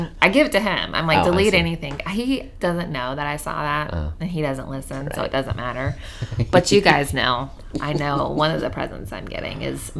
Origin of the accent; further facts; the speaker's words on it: South Carolina, United States; moved away; I grew up in South Carolina, but I lived in North Carolina before I moved here.